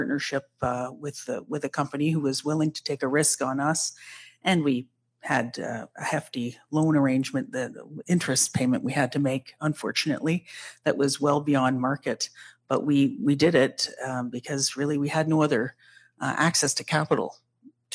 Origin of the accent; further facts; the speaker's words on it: Scugog Island First Nation, Ontario, Canada; I'm from Scugog Island First Nation, which is about an hour and a half northeast of the city of Toronto